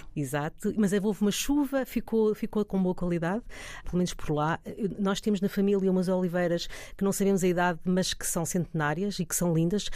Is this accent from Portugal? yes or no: yes; Alvaiázer, Leiria District, Portugal; also born or lived in Lisbon; na Serra de Alveiazer e no Conselho de Alveiazer, uh, que por acaso foi ali onde eu nasci